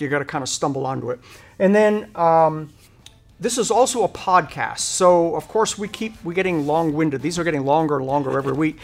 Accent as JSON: {"language": "English", "region": "Rhode Island", "country": "United States", "tie": "born or raised there", "moved": "yes", "lives_now": "Hennessey, United States", "said": "I grew up in Rhode Island"}